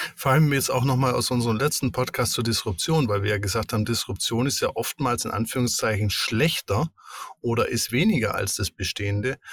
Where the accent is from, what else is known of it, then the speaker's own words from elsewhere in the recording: Allgäu, Germany; wo ich aufgewachsen bin